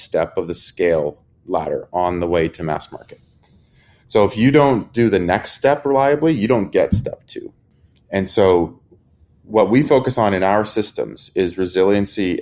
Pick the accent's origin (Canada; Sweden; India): Canada; I'm Canadian, so there's, you know, half European, half American is kind of how we like to think about it.